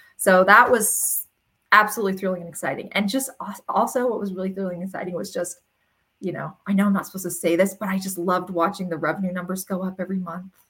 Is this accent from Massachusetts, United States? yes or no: no; Ontario, California, United States; We grew up in Ontario, California, which is like dairy farm country